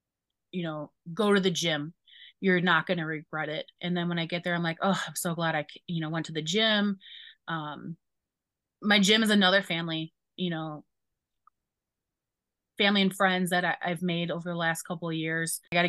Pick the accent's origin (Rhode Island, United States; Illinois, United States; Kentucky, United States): Illinois, United States; Chicago; I'm a Bears fan because I'm from Chicago.